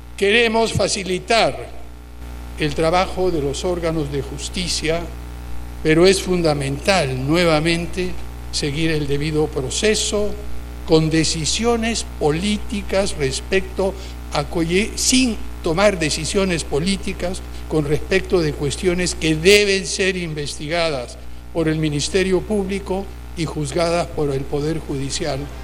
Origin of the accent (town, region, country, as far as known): Peru